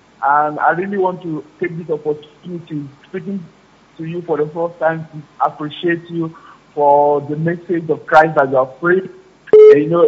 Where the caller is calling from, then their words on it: Cyprus; I'm calling from Cyprus.